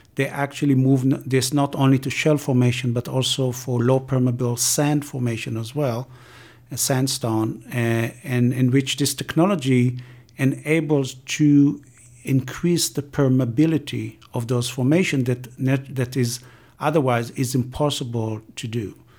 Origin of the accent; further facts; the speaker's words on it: Israel; moved away as an adult; I'm coming from Israel, and I've been working on water scarcity and water sharing between Israel and Palestinian the Jordan River